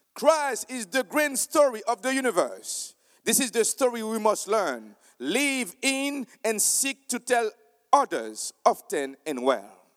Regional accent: Haiti; I am from Haiti

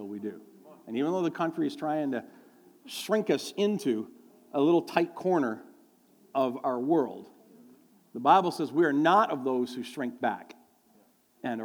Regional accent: near Toronto, Ontario, Canada; we're from near Toronto

